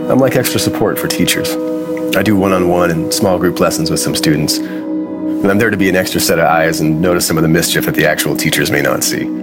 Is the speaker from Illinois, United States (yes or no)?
yes; Chicago, Illinois, United States; I'm from the Midwest, Chicago. That's pretty dope over there. We have some really amazing deep dish pizza, and the winters get really cold there.